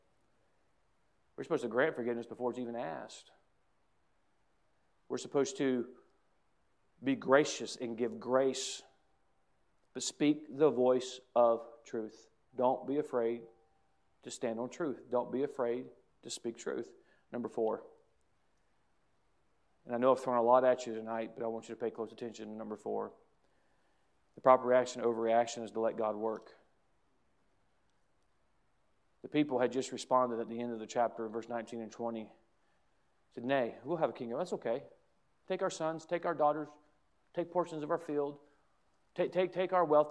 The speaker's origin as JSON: {"language": "English", "country": "United States", "said": "as an American"}